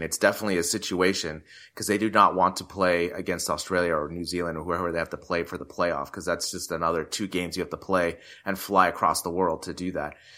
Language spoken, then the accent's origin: English; United States; me being American